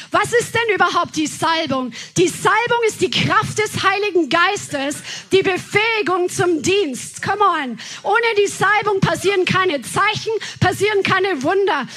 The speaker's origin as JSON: {"language": "German", "region": "Bavaria", "country": "Germany", "tie": "born or raised there", "moved": "yes", "said": "wo wir aus Bayern herkommen"}